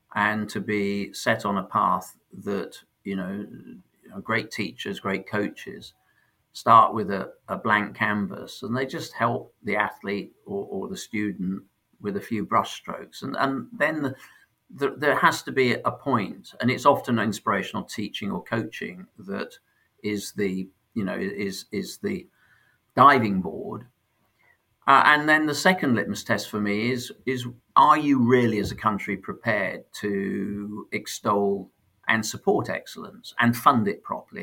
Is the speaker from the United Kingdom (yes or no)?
yes; Sheffield, Yorkshire and the Humber, United Kingdom; born or raised there; also born or lived in London